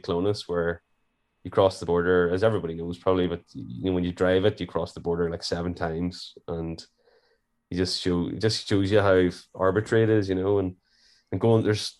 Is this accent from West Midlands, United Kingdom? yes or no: no; Warrenpoint, Northern Ireland, United Kingdom; I'm from Warren Point.